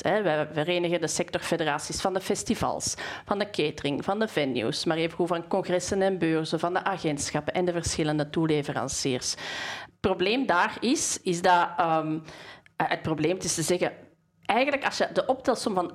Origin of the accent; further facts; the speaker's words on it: Bornem, Flanders, Belgium; ik kom uit Bornem